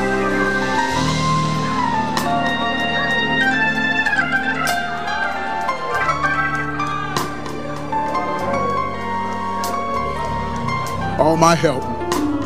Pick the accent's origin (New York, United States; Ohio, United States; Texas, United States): Ohio, United States; Dayton; I was brought up in Mount Calvary Missionary Baptist Church, 3300 West 3rd Street, Dayton, Ohio, 45417